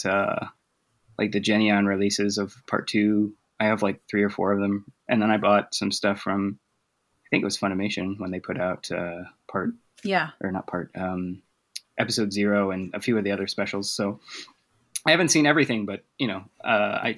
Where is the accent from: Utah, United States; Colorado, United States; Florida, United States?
Utah, United States; moved away as an adult; also born or lived in Japan; now in Texas, United States; I'm originally from Utah, so mostly only English there